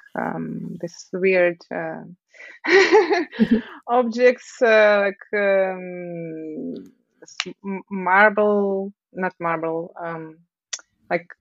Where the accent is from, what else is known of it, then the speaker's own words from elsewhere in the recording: Tomsk, Tomsk Oblast, Russia; English is a second language; moved away as an adult; also born or lived in Moscow, Russia; I grew up in Tomsk, and I entered the university there and studied for 2 years and a half or something